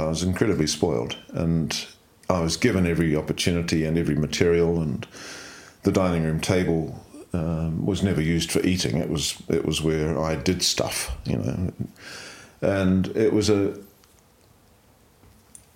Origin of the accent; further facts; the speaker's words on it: Dunedin, Otago, New Zealand; moved away as an adult; also born or lived in Christchurch / London; now in Central Otago, New Zealand; I was born in Dunedin in 1948 and youngest of 3 in a family.